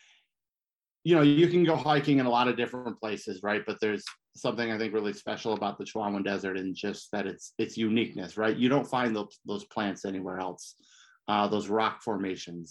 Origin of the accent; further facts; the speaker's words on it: Detroit, Michigan, United States; also born or lived in New Mexico; now in Las Cruces, United States; So I'm from Michigan, originally from Detroit